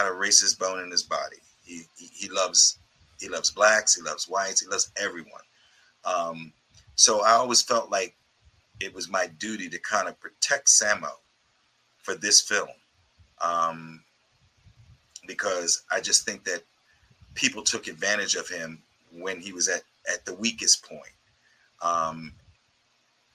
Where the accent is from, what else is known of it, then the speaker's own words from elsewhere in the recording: United States; I'm from America